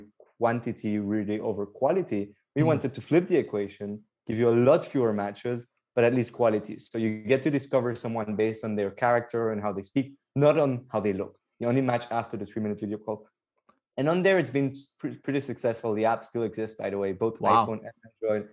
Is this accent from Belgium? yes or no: yes; Antwerp, Flanders, Belgium; moved away as an adult; also born or lived in Nottingham, United Kingdom / London, United Kingdom; I was born and raised in Belgium, in Antwerp. I grew up all my life there